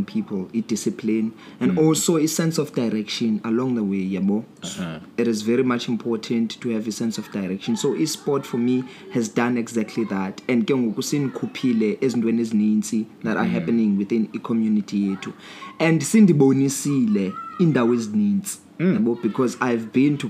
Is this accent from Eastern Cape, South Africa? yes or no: yes; Uitenhage, Eastern Cape, South Africa; I am born, bred and buttered here in Uitenhage